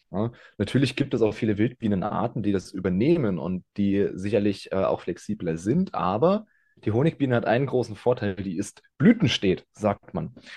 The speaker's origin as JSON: {"language": "German", "town": "Ingelheim", "region": "Rhineland-Palatinate", "country": "Germany", "said": "Ich komme aus, äh, dem schönen Ingelheim. Das ist, ja, zwanzig Fahrminuten von Mainz entfernt, im, im schönen Rheinhessen."}